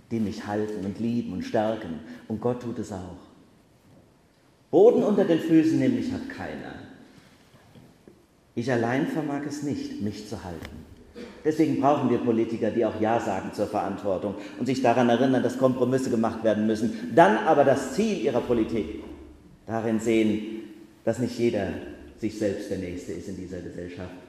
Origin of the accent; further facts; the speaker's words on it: Bacharach, Rhineland-Palatinate, Germany; als ich Jugendfeuerwehrmann war, in meinem Heimatort Bacharach.